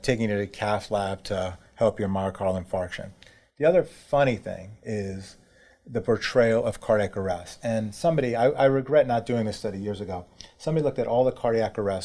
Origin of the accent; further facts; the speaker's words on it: New York City, New York, United States; I grew up in New York City